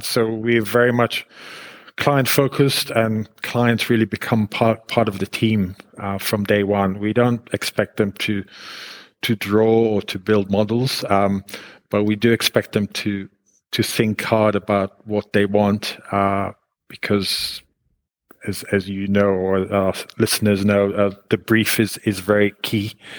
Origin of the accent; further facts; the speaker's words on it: Israel; moved away as an adult; now in United Kingdom; I was born in Israel and I grew up in Israel